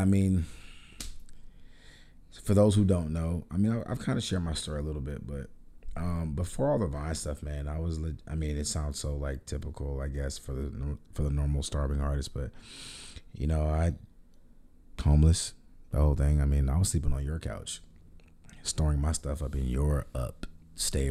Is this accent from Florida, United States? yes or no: yes; Orlando, Florida, United States; moved away as an adult; now in Los Angeles, United States; I'm from, born and raised in Orlando, Florida